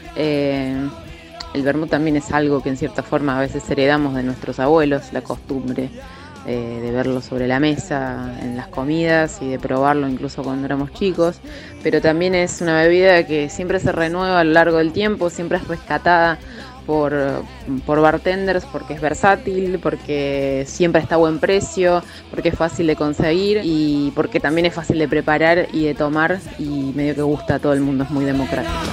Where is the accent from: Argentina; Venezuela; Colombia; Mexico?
Argentina; Córdoba; Acá en Argentina, eh, especialmente en Córdoba, de donde vengo